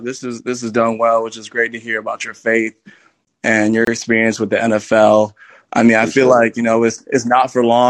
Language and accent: English; Detroit, Michigan, United States; I'm from Detroit.